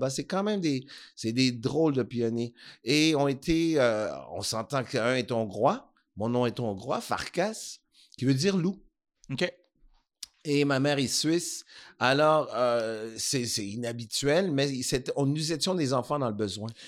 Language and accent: French; Montreal, Quebec, Canada; born there; je suis né à Montréal.